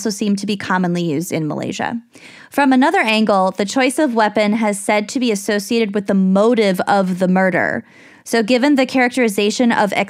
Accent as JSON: {"language": "English", "country": "United States", "said": "an American living in the United States"}